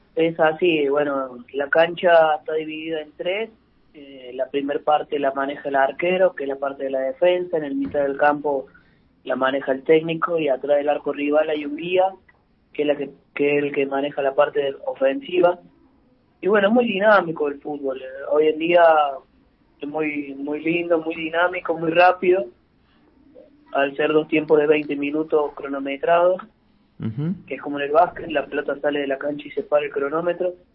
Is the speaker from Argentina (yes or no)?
yes; Córdoba, Argentina; moved away as an adult; also born or lived in Buenos Aires, Argentina; now in Santa Fe, Argentina; yo soy cordobés